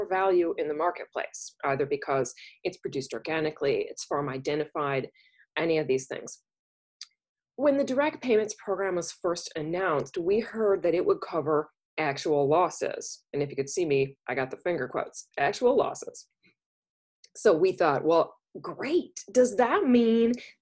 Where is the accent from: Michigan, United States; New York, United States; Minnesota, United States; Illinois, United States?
Minnesota, United States; moved away as an adult; also born or lived in Wisconsin; although I was born and raised in Minnesota, I grew up in Wisconsin. That's where I moved to go to University of Wisconsin-Madison at 18